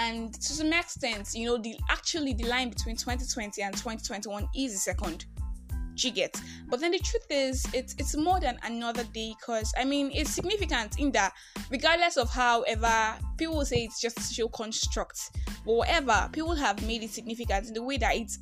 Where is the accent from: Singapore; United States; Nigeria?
Nigeria; I'm that Nigerian Christian talkaholic